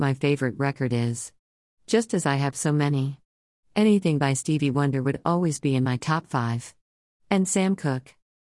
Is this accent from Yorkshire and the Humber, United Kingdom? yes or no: yes; Sheffield, Yorkshire and the Humber, United Kingdom; I live in Sheffield, born and bred.